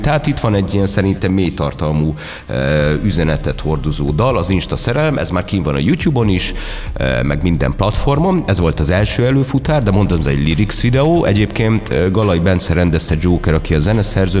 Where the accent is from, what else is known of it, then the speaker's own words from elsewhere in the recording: Budapest, Hungary; én már itt születtem Budapesten